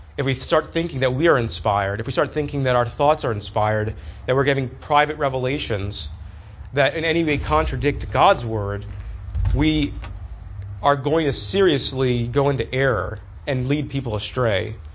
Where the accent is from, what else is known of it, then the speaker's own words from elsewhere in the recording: United States; as American Christians